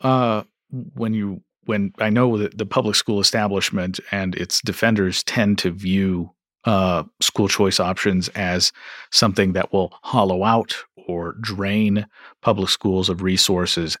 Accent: Kentucky, United States; I'm from Kentucky

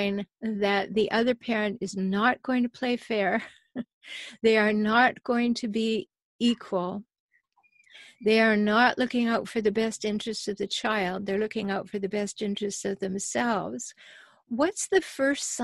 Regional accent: Canada; now in United States; I'm a Canadian. I live in the States

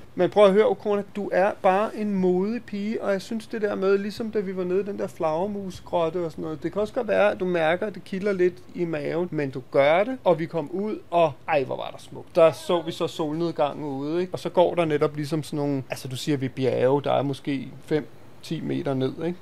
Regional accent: Denmark; vi jo som danskere

